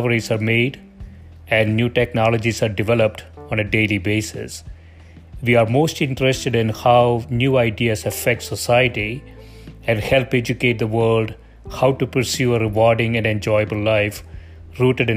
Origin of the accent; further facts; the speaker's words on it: South India, India; English is a second language; moved away; I grew up in South India